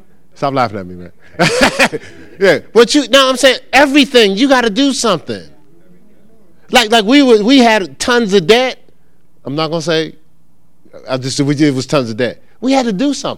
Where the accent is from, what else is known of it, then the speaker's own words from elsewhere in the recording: New Jersey, United States; moved away; I'm from New Jersey.